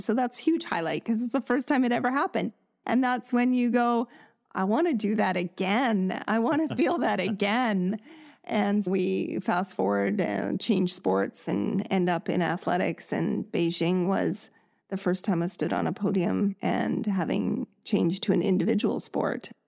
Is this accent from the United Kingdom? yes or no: no; Canada; born and raised in Canada